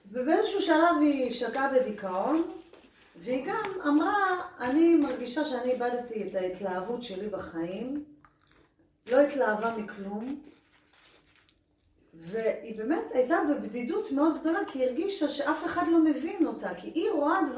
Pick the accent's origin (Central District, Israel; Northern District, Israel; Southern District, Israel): Southern District, Israel; Beersheba; אנחנו מבאר שבע